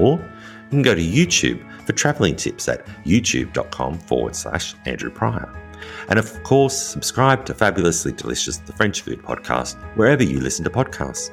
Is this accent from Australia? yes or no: yes; Australia; moved away as an adult; also born or lived in rural France; now in France; As an Australian living in rural France